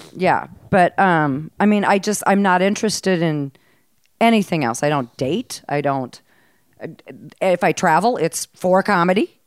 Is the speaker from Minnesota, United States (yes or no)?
yes; Mankato, Minnesota, United States; moved away; also born or lived in Hawaii; I was raised in Mankato, Minnesota